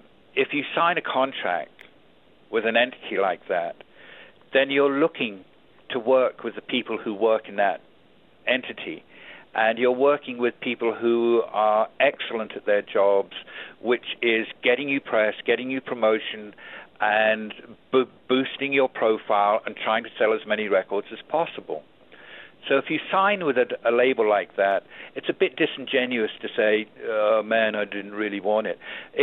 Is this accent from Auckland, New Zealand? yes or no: yes; Auckland, New Zealand; He was born in the same nation I was born in. He's a New Zealander. He was born in Wellington. I was born in Auckland.